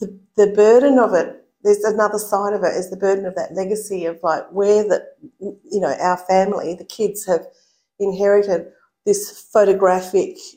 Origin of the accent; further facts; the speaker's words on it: Noongarup, southwest of Western Australia, Australia; I was born in Noongarup, which is in the southwest of Western Australia.